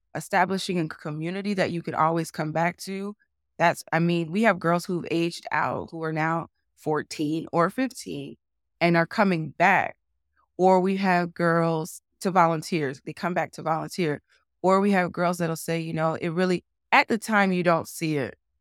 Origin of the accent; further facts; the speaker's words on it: New Jersey, United States; moved away as an adult; now in Utah, United States; I had as a child in New Jersey